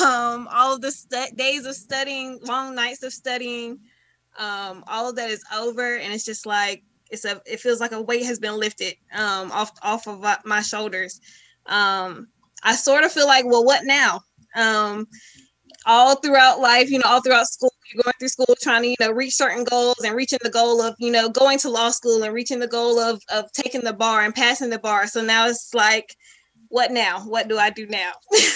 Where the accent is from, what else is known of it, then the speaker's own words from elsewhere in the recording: Elizabeth City, North Carolina, United States; I am from Elizabeth City, North Carolina, super small town. Grew up with pretty much everyone.